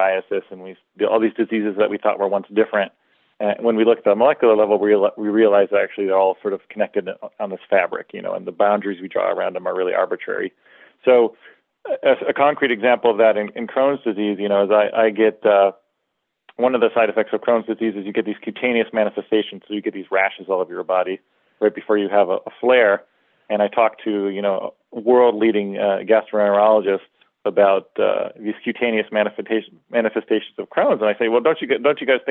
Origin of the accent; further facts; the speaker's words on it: Wisconsin, United States; also born or lived in Arizona / Palo Alto, California; now in New York, United States; someone who grew up from Wisconsin